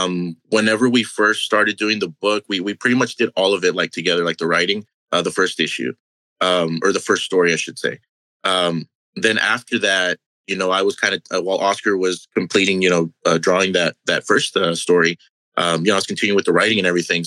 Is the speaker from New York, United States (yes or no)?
no; Brownsville, Texas, United States; moved away as an adult; also born or lived in Dallas, Texas / Houston, Texas; We were both born and raised in Brownsville, Texas